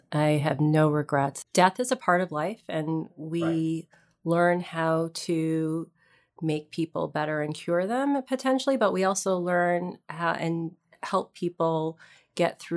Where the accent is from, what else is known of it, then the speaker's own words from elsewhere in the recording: New York, United States; So I'm from upstate New York. I am the child of immigrants from India, and my father came here for his PhD in physics and brought my mom. And we grew up in various places